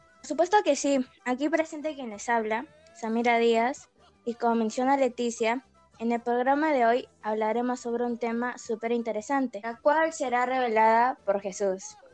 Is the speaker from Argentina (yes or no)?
no; Peru; sentirnos mucho más orgullosos de ser peruanos